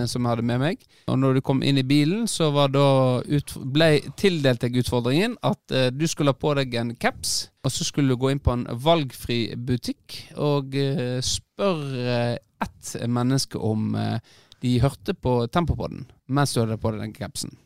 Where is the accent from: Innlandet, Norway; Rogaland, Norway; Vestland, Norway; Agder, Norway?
Vestland, Norway; Kinn; jeg er jo vokst opp